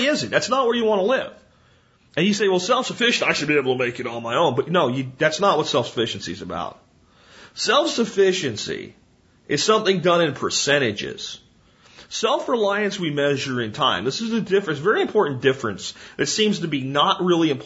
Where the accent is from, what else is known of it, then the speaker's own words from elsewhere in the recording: New Jersey, United States; moved away; I was born in New Jersey